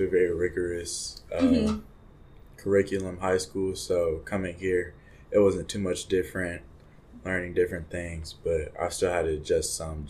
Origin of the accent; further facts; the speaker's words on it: Plano, Texas, United States; moved away; I'm from Plano, Texas.